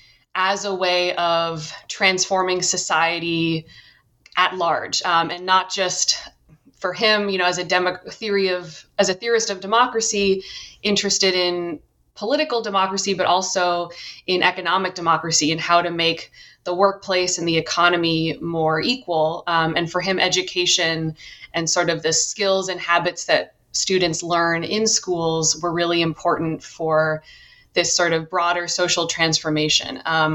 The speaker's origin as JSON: {"language": "English", "town": "Cambridge", "region": "Massachusetts", "country": "United States", "tie": "born or raised there", "said": "I grew up in Cambridge, Massachusetts, and I first became interested in education really as an undergrad"}